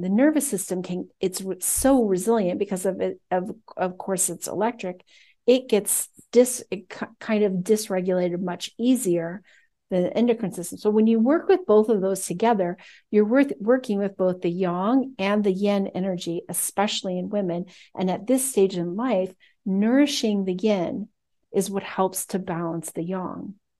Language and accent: English; United States; I'm American